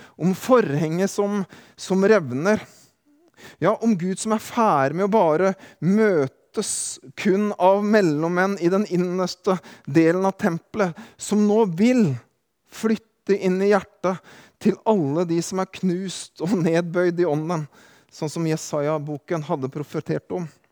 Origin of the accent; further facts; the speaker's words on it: Drangedal, Telemark, Norway; moved away; hjemme i hjembygda mi i Kroken, Neslandsvatn, Drangedal